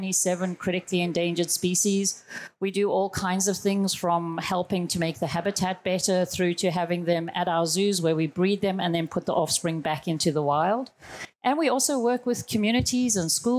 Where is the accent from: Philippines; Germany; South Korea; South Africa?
South Africa; moved away as an adult; now in Australia; I was born in South Africa. I've been here for 15 years in Australia